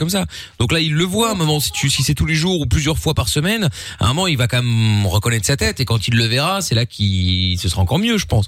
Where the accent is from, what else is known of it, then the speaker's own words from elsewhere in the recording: Portugal; je suis portugais